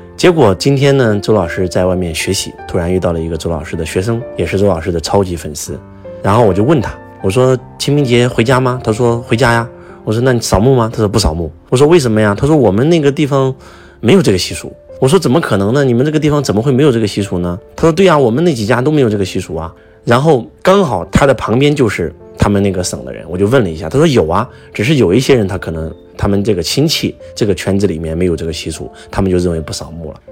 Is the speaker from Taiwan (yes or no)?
no; China; 很多人会认为我们中国人没有信仰